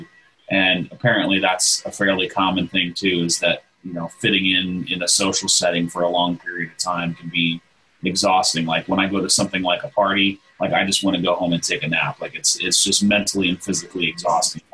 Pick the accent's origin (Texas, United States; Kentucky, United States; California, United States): Texas, United States; I grew up in Texas, not too far from Johnson Space Center